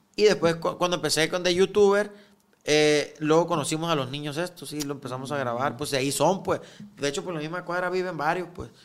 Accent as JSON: {"language": "Spanish", "town": "Guamúchil", "region": "Sinaloa", "country": "Mexico", "moved": "yes", "lives_now": "Culiacán, Mexico", "said": "Somos de Guamuchil todos, ¿ah? Pero pues yo ya tengo años viviendo aquí"}